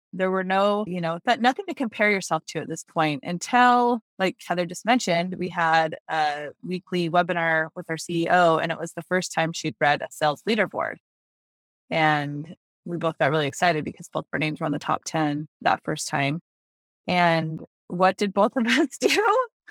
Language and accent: English; Greenville, South Carolina, United States; I'm from Greenville, South Carolina